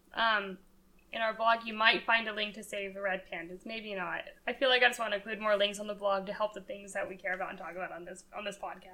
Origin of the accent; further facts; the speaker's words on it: Colorado, United States; moved away; I'm from Colorado.